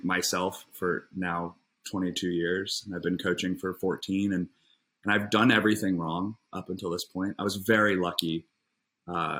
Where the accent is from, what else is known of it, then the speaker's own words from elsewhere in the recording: Indianapolis, Indiana, United States; moved away as an adult; now in Los Angeles, United States; I was born in Indianapolis, Indiana. Grew up there, had a nice childhood